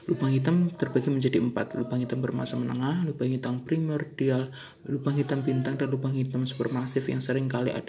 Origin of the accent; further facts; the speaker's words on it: Surabaya, East Java, Indonesia; Saya asalnya dari Surabaya.